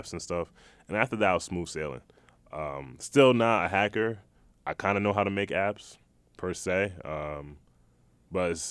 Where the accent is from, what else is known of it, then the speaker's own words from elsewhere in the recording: East Hartford, Connecticut, United States; when I moved from Hartford to East Hartford